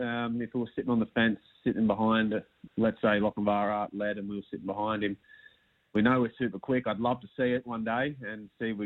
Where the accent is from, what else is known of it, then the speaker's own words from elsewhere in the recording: Queensland, Australia; me being a Queenslander